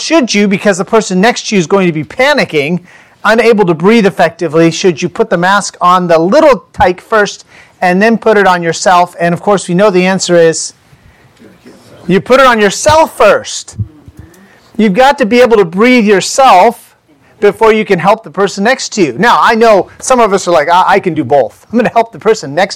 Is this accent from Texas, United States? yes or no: no; California, United States; also born or lived in Indiana; we're from California